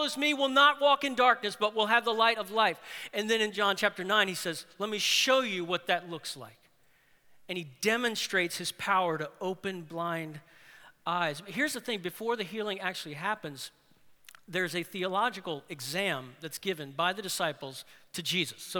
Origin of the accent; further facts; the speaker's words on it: New Orleans, Louisiana, United States; I'm from New Orleans. I was born in New Orleans, and I lived in New Orleans.